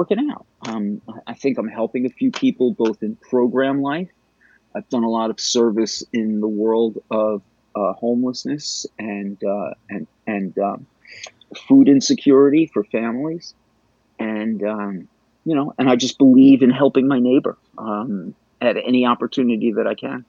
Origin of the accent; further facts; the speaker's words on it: New York City, New York, United States; I was raised Jewish in Bayside, Queens